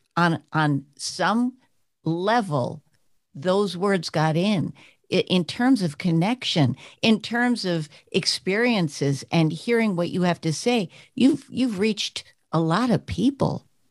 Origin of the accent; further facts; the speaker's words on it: New York, United States; I'm from New York